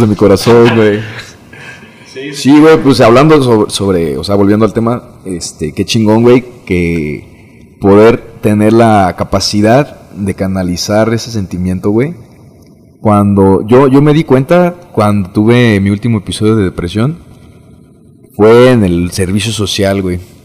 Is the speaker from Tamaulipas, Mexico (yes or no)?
no; Uruapan, Michoacán, Mexico; also born or lived in Morelia; me vine a vivir otra vez a, mi ciudad natal, Uruapan, Michoacán